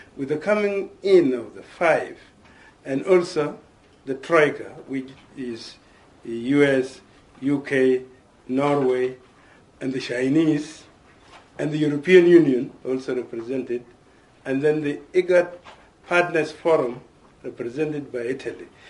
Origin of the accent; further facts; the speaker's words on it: South Sudan; I come from the South. Bashir comes from the north. We were involved in bitter war until we agreed in 2005. And in 2011, we voted and we became independent.